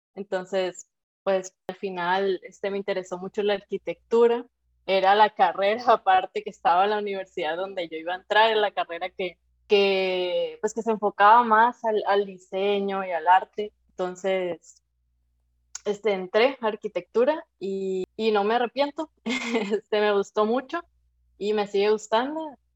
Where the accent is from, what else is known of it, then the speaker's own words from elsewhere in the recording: Sinaloa, Mexico; soy sinaloense